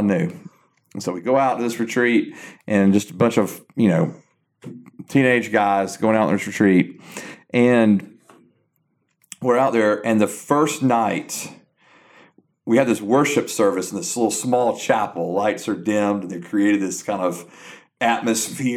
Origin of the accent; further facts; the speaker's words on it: South Georgia, United States; moved away as an adult; now in Newnan, United States; I'm originally from South Georgia